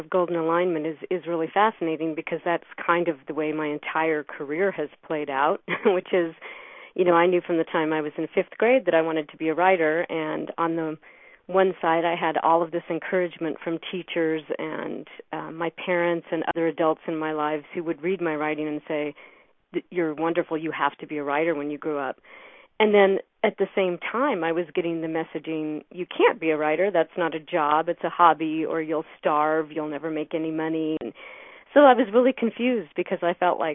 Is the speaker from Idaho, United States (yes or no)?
yes; Idaho, United States; here in my hometown